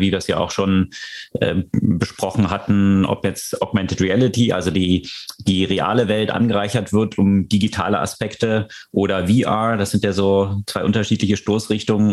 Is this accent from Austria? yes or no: no; Switzerland; ich als Schweizer Staatsbürger und äh, Schutzraum, Schutzraumverantwortlicher in der Schweiz